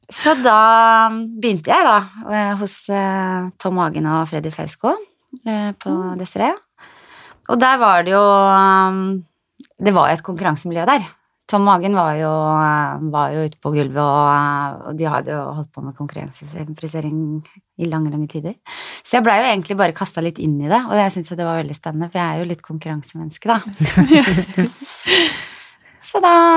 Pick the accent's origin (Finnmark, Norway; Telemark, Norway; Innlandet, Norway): Telemark, Norway; Skien; jeg er fra Skien.